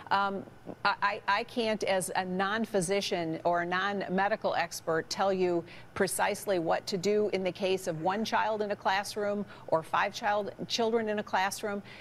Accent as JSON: {"language": "English", "town": "Detroit", "region": "Michigan", "country": "United States", "said": "in my home state, in the city of Detroit"}